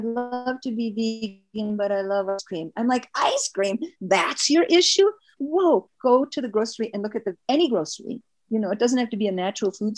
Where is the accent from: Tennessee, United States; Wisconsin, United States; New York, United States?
Wisconsin, United States; I was born in Wisconsin.